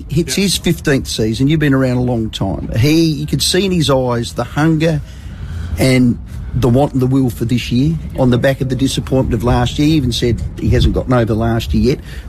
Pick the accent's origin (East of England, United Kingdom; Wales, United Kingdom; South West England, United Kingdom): Wales, United Kingdom; I'm Welsh, and when the national anthem is sung before the rugby in Cardiff, the damn roof comes off.